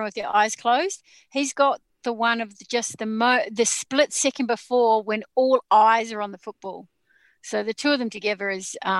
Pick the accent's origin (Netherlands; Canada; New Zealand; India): New Zealand; now in Melbourne, Australia; I'm from New Zealand